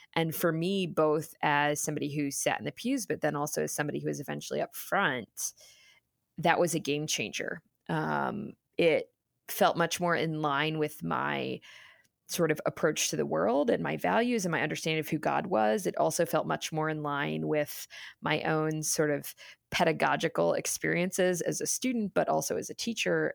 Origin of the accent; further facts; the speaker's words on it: Cincinnati, Ohio, United States; moved away as an adult; coming back, um, to Cincinnati, to my hometown